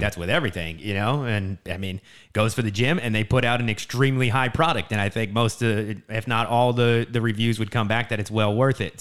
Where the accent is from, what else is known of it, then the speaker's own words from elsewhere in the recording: New Jersey, United States; moved away as an adult; also born or lived in San Diego, California; now in California, United States; I grew up in New Jersey, and, uh, really close to Philly, like, only thirty minutes outside